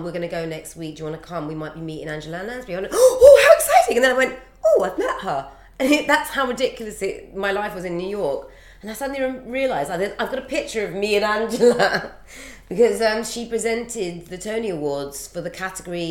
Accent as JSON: {"language": "English", "country": "United Kingdom", "said": "I am from Britain"}